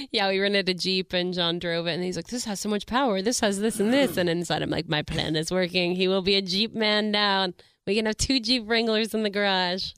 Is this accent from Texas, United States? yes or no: yes; Melissa, Texas, United States; also born or lived in Dallas; I'm from Melissa, Texas